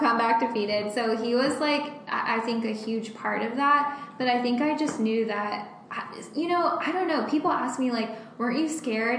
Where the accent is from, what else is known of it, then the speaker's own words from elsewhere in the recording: Bradenton, Florida, United States; also born or lived in Orlando, Florida; I'm from Bradenton, which is on the west coast of Florida.